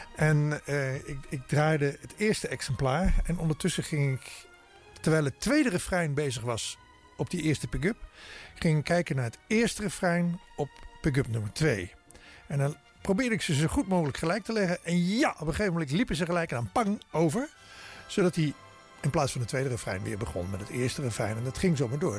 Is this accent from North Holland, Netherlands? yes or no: no; Maastricht, Limburg, Netherlands; DJ-tijd in Maastricht, waar ik vandaan kom.